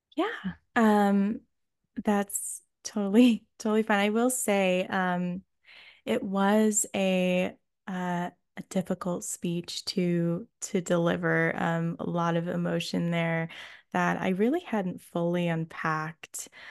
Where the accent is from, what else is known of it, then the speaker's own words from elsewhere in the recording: Oberlin, Ohio, United States; moved away as an adult; also born or lived in England; getting into the college in my hometown